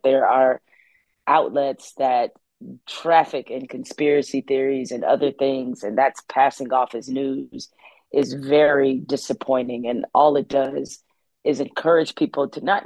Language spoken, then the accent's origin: English; Detroit, Michigan, United States; also born or lived in East Lansing, Michigan; born and raised in Detroit, but grew up at Michigan State